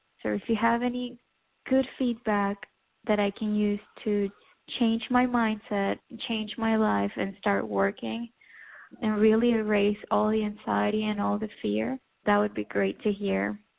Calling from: Boca Raton, Florida, United States; I'm calling from Boca Raton, Florida.

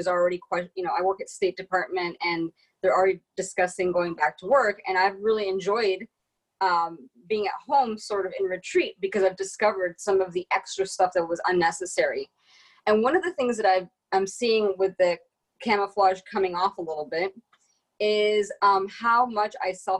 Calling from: Washington, District of Columbia, United States; I'm in Washington, D.C., where the police barricaded the cherry blossoms so that we wouldn't go near them.

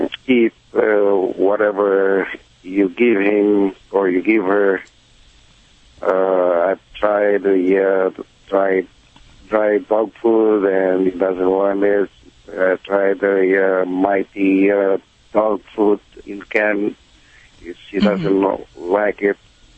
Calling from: Los Angeles, California, United States; I'm calling from Reseda, North Hills, actually.

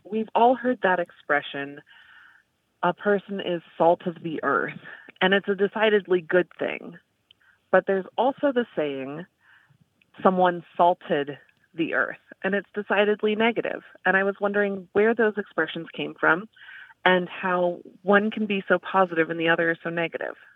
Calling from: Dallas, Texas, United States; I'm calling from Dallas, Texas.

